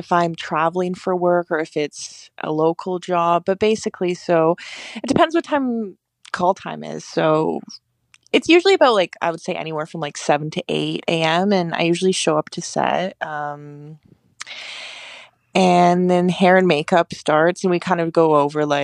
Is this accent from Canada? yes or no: yes; Victoria, British Columbia, Canada; also born or lived in Toronto; I was born in Canada. I was born in a place called Victoria, BC.